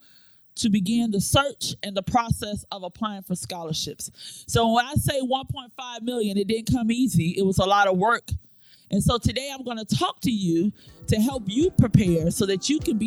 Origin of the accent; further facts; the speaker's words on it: Florida, United States; moved away as an adult; also born or lived in Hampton, Virginia; now in Newport News, Virginia, United States; I am originally from Florida. I've been in Hampton, Virginia, Newport News, Virginia for the last 14 years.